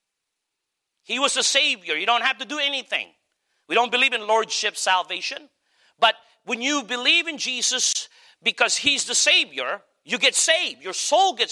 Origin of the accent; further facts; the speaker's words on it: Philippines; now in United States; me being a Filipino